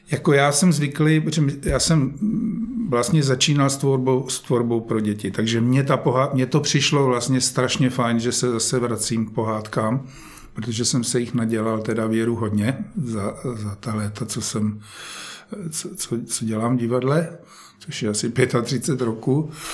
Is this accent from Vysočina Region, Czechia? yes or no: yes; Žďár nad Sázavou, Vysočina Region, Czechia; moved away; tam, kde já jsem prožil svoje dětství ve Žďáře